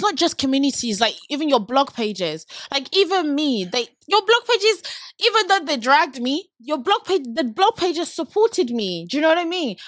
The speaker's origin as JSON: {"language": "English", "town": "Abeokuta", "region": "Ogun State", "country": "Nigeria", "tie": "born or raised there", "moved": "yes", "lives_now": "London, United Kingdom", "said": "I was born in Nigeria. I'm a born and bred Nigerian girl"}